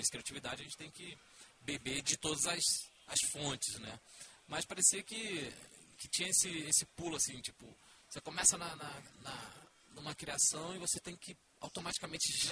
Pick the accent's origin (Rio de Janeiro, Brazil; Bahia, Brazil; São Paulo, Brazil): Rio de Janeiro, Brazil; eu sou do Rio